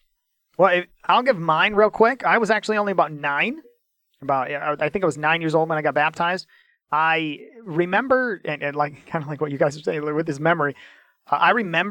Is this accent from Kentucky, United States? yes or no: no; Michigan, United States; when I was baptized at Community Baptist Church, where I grew up at in Michigan, where I was raised, my hometown